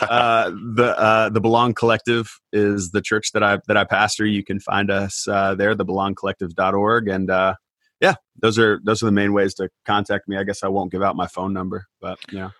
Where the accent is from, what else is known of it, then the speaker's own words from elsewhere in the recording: Indiana, United States; also born or lived in Palm Springs, California; my family moved to Indiana, where I grew up on a farm.